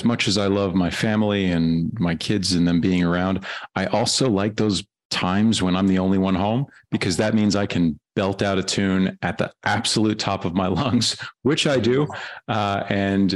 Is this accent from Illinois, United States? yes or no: no; New York, United States; also born or lived in Germany; I'm from New York, but I lived in Germany for 6 years.